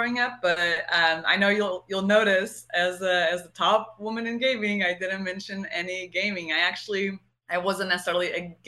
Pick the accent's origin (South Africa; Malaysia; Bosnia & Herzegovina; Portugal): Portugal; first language Portuguese; English is a second language; moved away; like my whole childhood, I lived in Portugal and we spoke Portuguese.